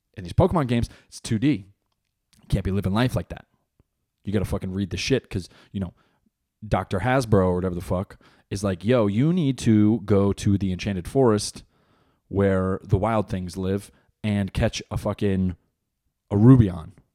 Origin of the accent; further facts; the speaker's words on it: New Jersey, United States; moved away as an adult; now in North Carolina, United States; I was born in Jersey, Jersey raised. I'm plotted here in North Carolina because of my job